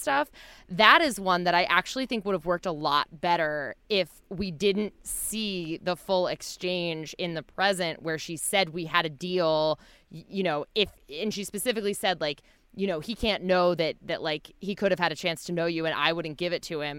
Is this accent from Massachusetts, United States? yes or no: no; New Jersey, United States; growing up in New Jersey